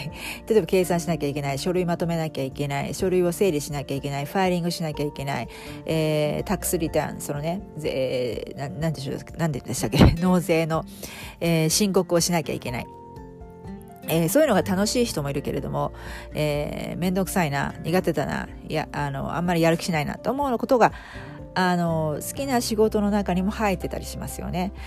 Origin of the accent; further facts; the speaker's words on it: Japan; moved away; 私の実家日本の実家